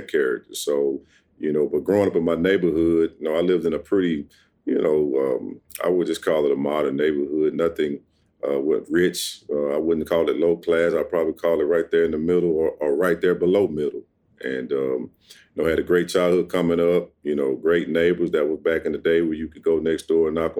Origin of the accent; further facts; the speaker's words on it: Ruston, Louisiana, United States; I grew up in Ruston, Louisiana, the youngest of four.